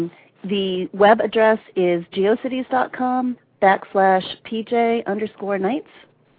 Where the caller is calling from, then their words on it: Brunswick, Maine, United States; I'm from Brunswick, Maine.